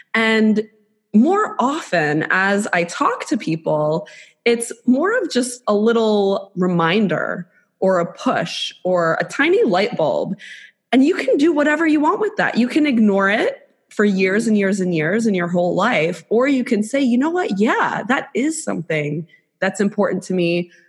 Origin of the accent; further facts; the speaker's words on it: South Florida, United States; I'll say that I'm from Florida